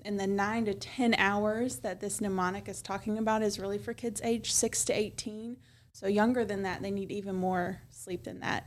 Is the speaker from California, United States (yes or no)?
no; Milan, Tennessee, United States; also born or lived in Chattanooga, Tennessee; I was born and raised in Milan